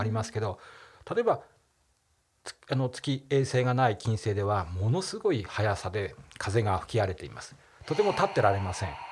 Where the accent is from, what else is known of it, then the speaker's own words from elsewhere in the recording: Nagano, Japan; 僕は長野県で生まれたので長野県人というでしょ